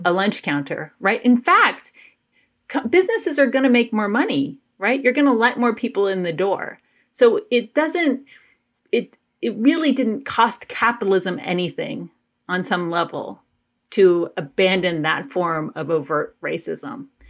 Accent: Athens, Georgia, United States; I grew up in Athens, Georgia

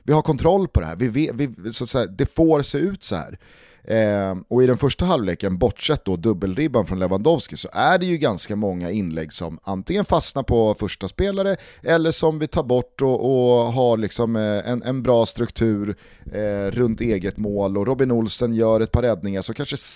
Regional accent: Sweden; Man blir lite jävig som svensk

